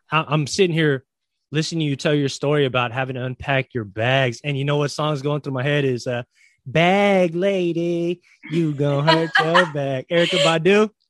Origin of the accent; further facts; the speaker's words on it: Philippines; I'm Filipino